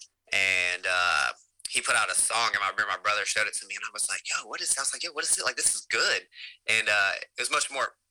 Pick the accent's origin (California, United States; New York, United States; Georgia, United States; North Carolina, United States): North Carolina, United States; Davie County, near Winston-Salem; moved away as an adult; now in Raleigh, United States; I grew up in Davie County, right outside of Winston, but super small town, real country.